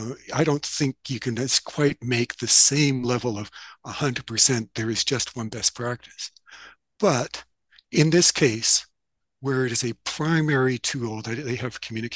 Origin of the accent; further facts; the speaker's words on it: Canada; So, and I speak that as a Canadian publisher